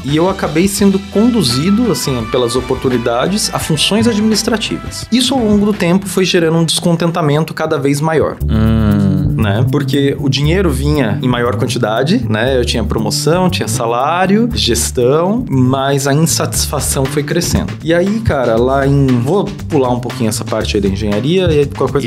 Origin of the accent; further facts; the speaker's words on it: Taubaté, São Paulo, Brazil; moved away as an adult; sou de Taubaté até, e depois acabei indo para São Paulo aí buscando oportunidades na engenharia